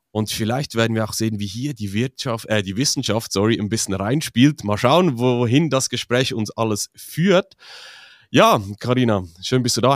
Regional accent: Switzerland; für mich als Schweizer

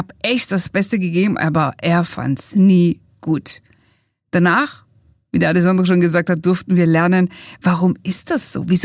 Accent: Italy; als wir unser Buch geschrieben haben, haben wir gesagt, ja, wir sind doch Italiener

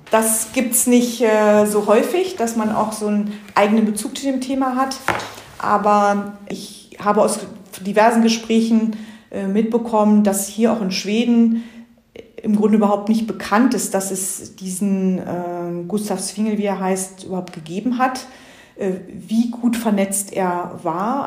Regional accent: Germany; now in Stockholm, Sweden; bei uns in Deutschland

